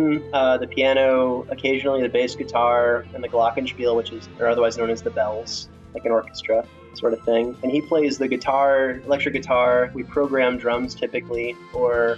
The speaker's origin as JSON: {"language": "English", "region": "Florida", "country": "United States", "said": "I'm from Florida"}